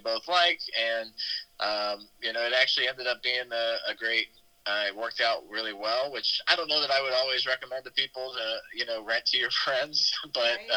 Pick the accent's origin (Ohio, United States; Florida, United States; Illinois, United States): Ohio, United States; Xenia; now in Dayton, United States; a home that we used to live in Xenia, Ohio, which is kind of like 20 minutes outside of Dayton, which is my hometown